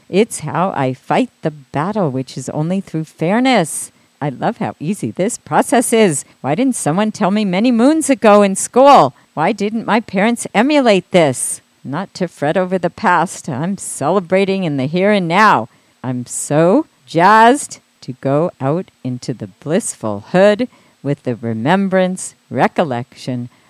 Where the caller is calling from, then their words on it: Pasadena, California, United States; Oh, pa- Pasadena.